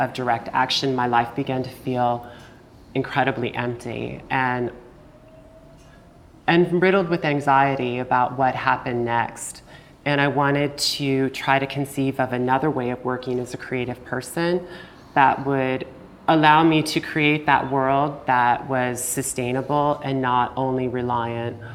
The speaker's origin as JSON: {"language": "English", "town": "Lincoln", "region": "Nebraska", "country": "United States", "tie": "born or raised there", "said": "my hometown of Lincoln, Nebraska, where my business partner and I were friends in high school"}